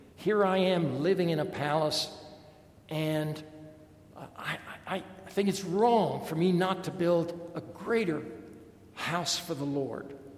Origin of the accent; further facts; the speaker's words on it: Washington, District of Columbia, United States; I grew up in Washington, D.C